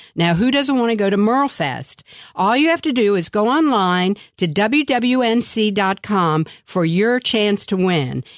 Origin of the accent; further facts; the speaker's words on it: Washington, District of Columbia, United States; I grew up in Washington, D C